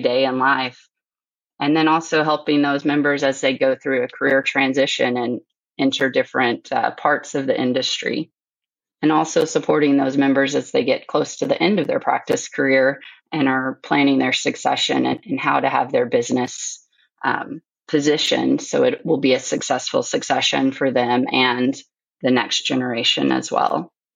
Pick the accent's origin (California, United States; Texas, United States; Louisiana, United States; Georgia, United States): Texas, United States; Sulphur Springs; now in Alberta, Canada; I grew up in Northeast Texas and Sulphur Springs in a uh, mixed animal practice